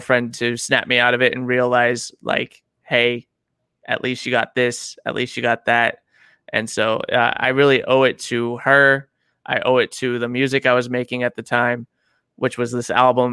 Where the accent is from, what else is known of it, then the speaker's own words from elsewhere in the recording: Auburn, California, United States; also born or lived in Miami Beach, Florida / Georgetown, California / Garden Valley, California; from the Georgetown Garden Valley area, I grew up there for a few years, and then we came up to Auburn and been in Auburn ever since